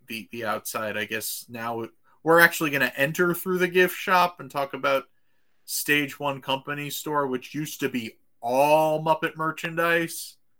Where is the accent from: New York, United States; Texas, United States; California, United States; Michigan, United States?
New York, United States; being a New Yorker